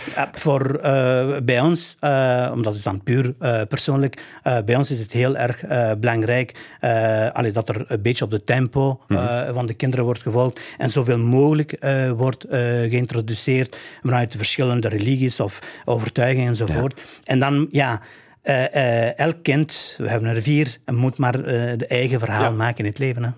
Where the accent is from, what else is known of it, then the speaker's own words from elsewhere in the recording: northern Albania, Albania; now in Belgium; ik, omdat ik van het noorden ben. We hebben ook hetzelfde dialect, min of meer